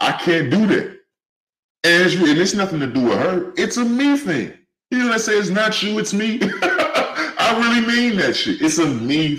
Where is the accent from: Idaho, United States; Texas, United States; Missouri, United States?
Missouri, United States; St. Louis; also born or lived in California; now in Avondale, United States; I'm from St. Louis, from Cali, but raised in St. Louis